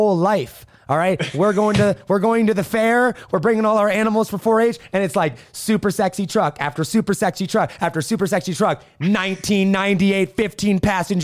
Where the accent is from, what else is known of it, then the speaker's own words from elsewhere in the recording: Indiana, United States; moved away; Midwest, big family. We grew up in Indiana